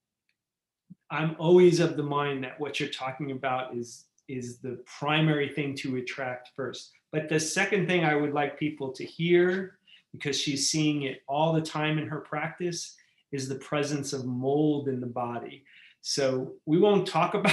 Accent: New York, United States; now in Arizona, United States; I'm from New York and all of those damp basements that I was in as a kid

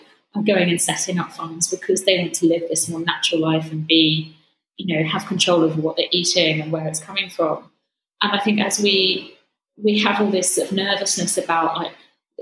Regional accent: Suffolk, East of England, United Kingdom; moved away; I grew up in Suffolk. I grew up with farmers and a lot of friends are still farming there.

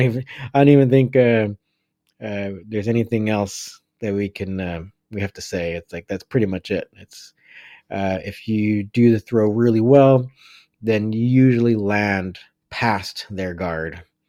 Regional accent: United States; I was born in the United States

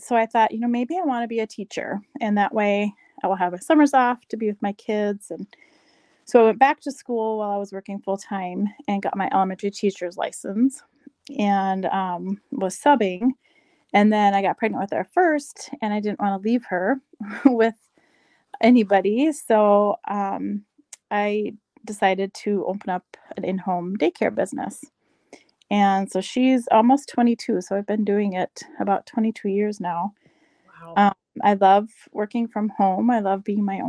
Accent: Rochester, Minnesota, United States; also born or lived in Madison, Wisconsin; now in White Bear Lake, United States; I grew up in Rochester, Minnesota, and I now live in White Bear Lake, Minnesota

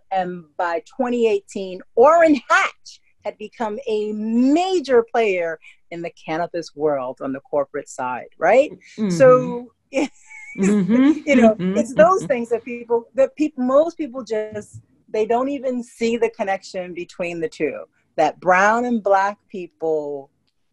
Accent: New York City, New York, United States; my Black experience is being raised in New York City

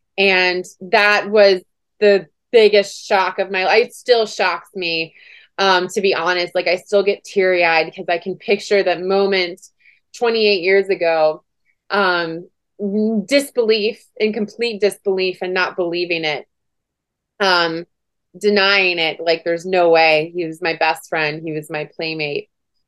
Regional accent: Washington, D.C., District of Columbia, United States; also born or lived in Germany / California; I was born in Germany. We lived in California and ended up moving to Washington, D.C. for at the Pentagon for my dad's job, of course. And had a really beautiful childhood.

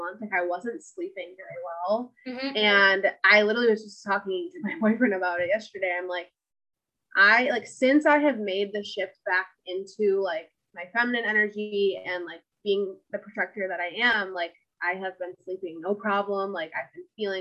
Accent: Michigan, United States; I'm from Michigan.

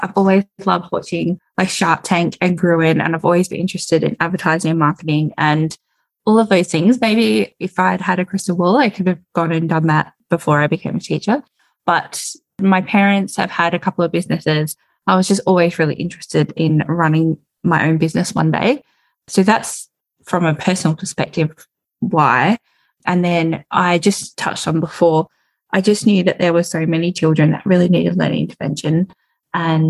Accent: Perth, Western Australia, Australia; I'm from Perth, WA

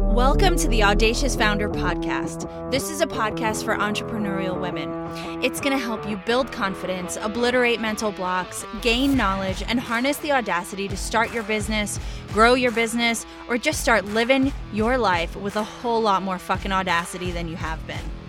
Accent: New York City, New York, United States; moved away as an adult; now in Miami, United States; my hometown, well, Brooklyn

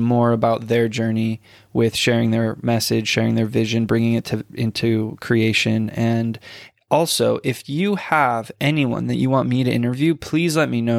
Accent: Sedona, Arizona, United States; moved away; Sedona, which is actually where I grew up

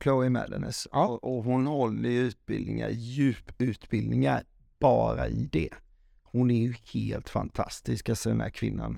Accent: Falkenberg, Halland County, Sweden; Falkenberg, för där är jag född och uppväxt

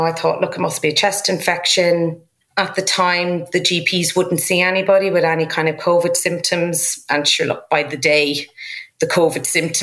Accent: Ireland; moved away as an adult; also born or lived in Sydney, Australia; I was a girl from Ireland

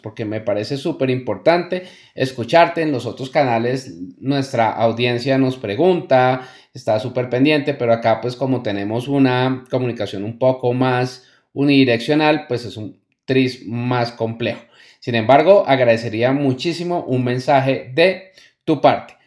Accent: Colombia; una expresión que utilizamos mucho en mi país natal, Colombia

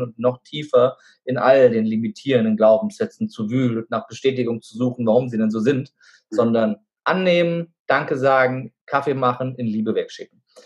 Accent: Wiesbaden, Hesse, Germany; ich bin gebürtiger Wiesbadener, ich spreche kein Wort Türkisch, auch wenn ich einen türkischen Namen habe

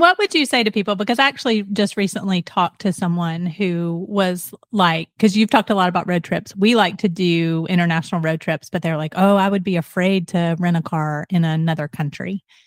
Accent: Atlanta, Georgia, United States; growing up in Atlanta, we would always go like to the mountain

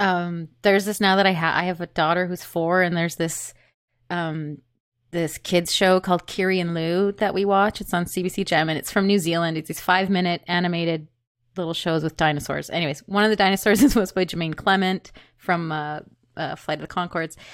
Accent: Peterborough, Ontario, Canada; also born or lived in Curve Lake Reserve; now in Toronto, Canada; Peterborough, Ontario. My family lived on Curve Lake Reserve at the time

